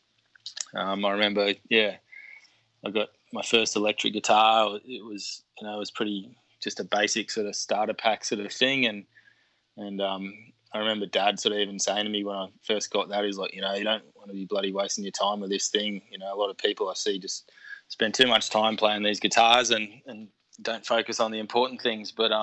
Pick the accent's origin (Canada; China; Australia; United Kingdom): Australia; Canberra, Australian Capital Territory; moved away as an adult; also born or lived in Lismore; I grew up in Canberra